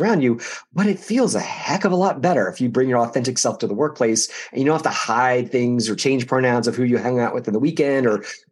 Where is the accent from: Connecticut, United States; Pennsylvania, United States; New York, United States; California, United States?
Pennsylvania, United States; outside of Philadelphia; growing up outside of Philadelphia